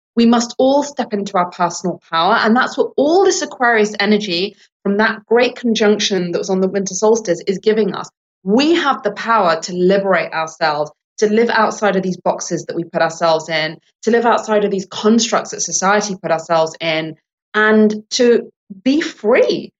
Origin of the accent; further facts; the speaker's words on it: England, United Kingdom; now in United States; I was born in England and I'm Sri Lankan English. Now, I'm a Sri Lankan Brit American